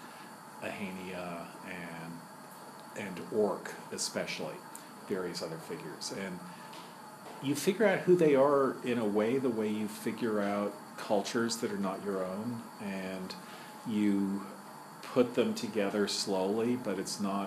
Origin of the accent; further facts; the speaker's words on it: New York City, New York, United States; I'm from Manhattan, which is a different borough